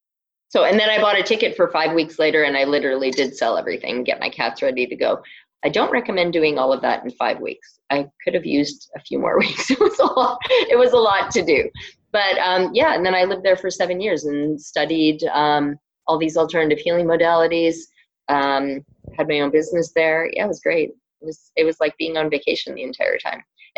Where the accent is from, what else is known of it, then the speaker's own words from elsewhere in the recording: Ontario, Canada; accent: Canadian; Yeah, I'm Canadian, so some people laugh at my Canadian accent. I've lost most of it, but I do occasionally.